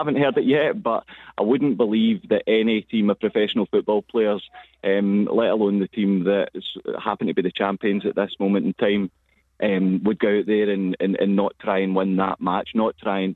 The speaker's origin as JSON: {"language": "English", "town": "Old Kilpatrick", "region": "Scotland", "country": "United Kingdom", "said": "I'm from Glasgow, just outside Glasgow, Oaklepatrick"}